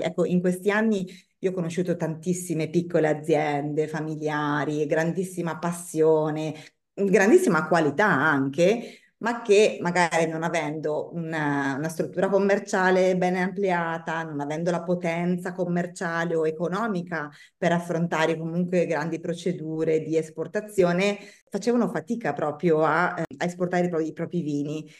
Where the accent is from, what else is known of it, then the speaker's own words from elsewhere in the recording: Bergamo, Lombardy, Italy; accent: northern; moved away as an adult; now in Tuscany, Italy; il mio accento, tradisca un'origine nordica, perché io sono bergamasca, non sono ovviamente toscana